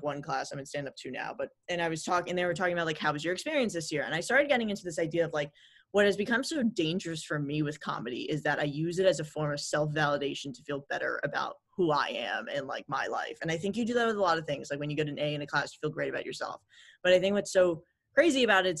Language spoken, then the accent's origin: English; New York City, New York, United States; growing up in New York City